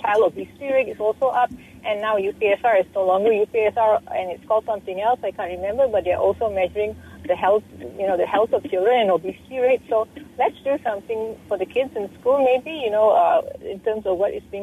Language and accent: English; Klang, Selangor, Malaysia; growing up in Klang